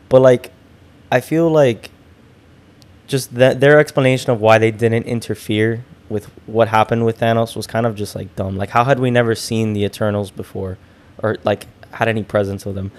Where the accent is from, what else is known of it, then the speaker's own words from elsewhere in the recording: Hialeah, Florida, United States; going to the public library in Hialeah.